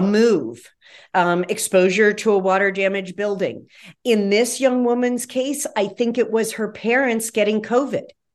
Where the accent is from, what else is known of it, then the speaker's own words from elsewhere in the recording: West Virginia, United States; where I grew up in West Virginia